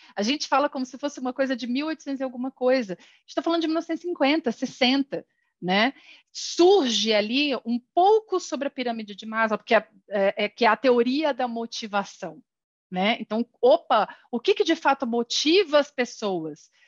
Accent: São Paulo, Brazil; sou nascida em São Paulo

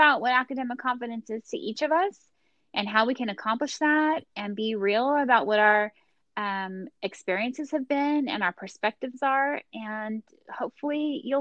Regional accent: Bakersfield, California, United States; also born or lived in Los Angeles; I am from the San Joaquin Valley. I grew up in Bakersfield

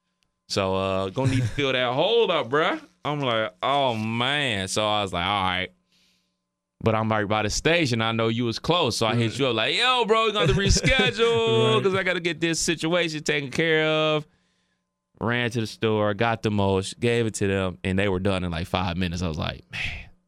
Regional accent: Cleveland, Ohio, United States; I'm from Cleveland.

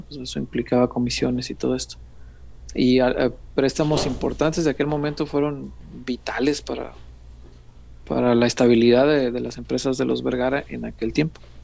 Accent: Mexico; todos somos mexicanos

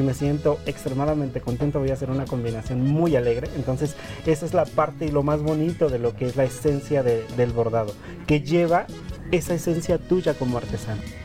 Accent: Otomí-Tepehua community, Hidalgo, Mexico; first language Otomi; Spanish is a second language; now in Mexico City, Mexico; me quería regresar a mi comunidad

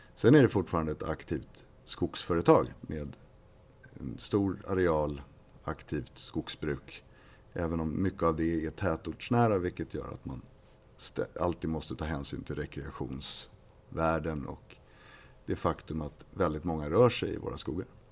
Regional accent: Upplands Väsby, Stockholm County, Sweden; also born or lived in Uppsala; Jag är uppväxt i Väsby.

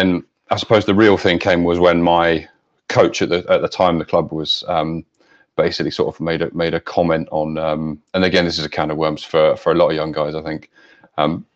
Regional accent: London, United Kingdom; I was born in Clapham

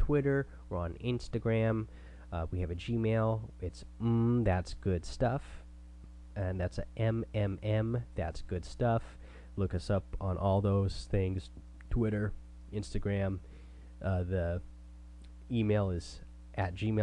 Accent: Oregon, United States; also born or lived in Washington State; now in Washington, United States; I grew up in Oregon. Now I'm up in Washington State.

